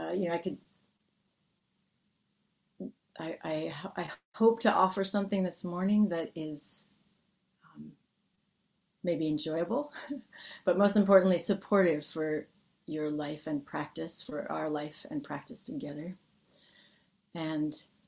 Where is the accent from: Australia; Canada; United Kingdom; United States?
United States; a person growing up in the United States